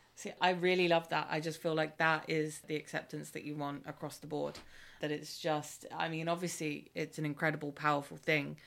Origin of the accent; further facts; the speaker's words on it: Ireland; as an Irish person